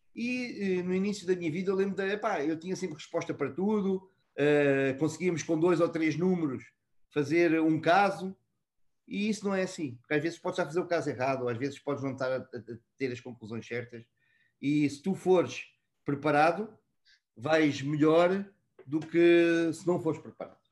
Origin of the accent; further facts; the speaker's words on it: Almada, Lisbon, Portugal; moved away as an adult; also born or lived in Mozambique / Brazil / Egypt; now in Dubai, United Arab Emirates; Eu trabalho com tanto gosto uh, em Almada, eh, onde eu cresci, estudei e onde vivo em, em Portugal